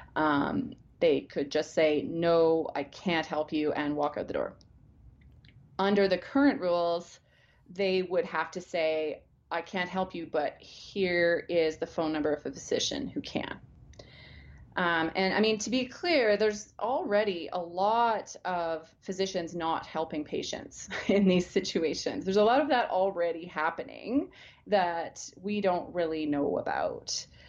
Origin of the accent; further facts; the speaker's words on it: Alberta, Canada; I grew up in Alberta. I was born here. I've lived the vast majority of my life here